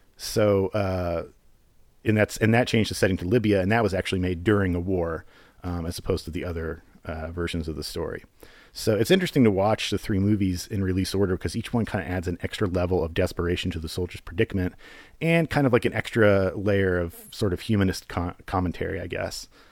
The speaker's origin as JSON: {"language": "English", "country": "United States", "said": "as an American"}